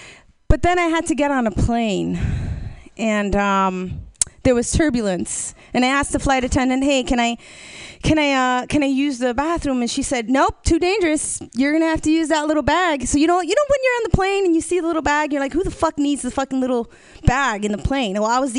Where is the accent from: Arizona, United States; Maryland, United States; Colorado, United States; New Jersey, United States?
New Jersey, United States; now in Oakland, United States; I'm originally from New Jersey, and my grandma, she keeps wanting to convince me to move back